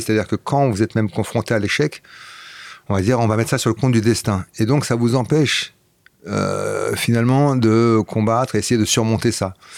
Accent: about an hour from Brussels, Flanders, Belgium; first language Flemish; French is a second language; moved away; c'était ma langue naturelle, c'est ma première langue. J'ai grandi là-bas, donc euh, la première langue que j'ai parlé c'était le flamand

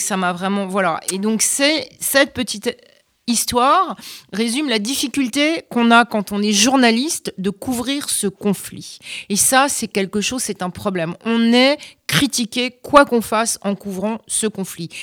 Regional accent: France; moved away as an adult; now in United States; je suis euh, française aux États-Unis. Pour les Américains, je suis française.

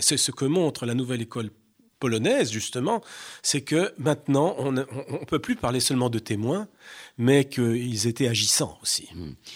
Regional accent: France; chez nous en France

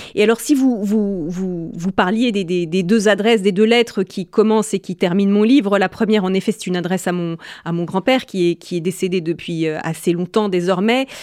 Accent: France; en tant que Française

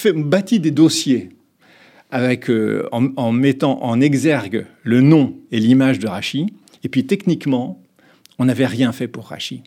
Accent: France; en tant que Français

